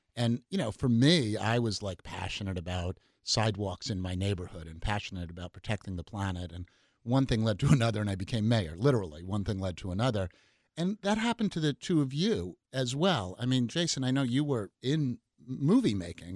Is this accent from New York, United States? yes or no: yes; New York City, New York, United States; now in Seattle, United States; Nineteen seventy, I was growing up in New York City